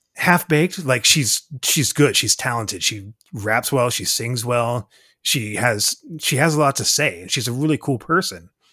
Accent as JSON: {"language": "English", "town": "Tacoma", "region": "Washington", "country": "United States", "tie": "born or raised there", "also_born_or_lived": "Iowa", "said": "born and raised Tacoma, Washington."}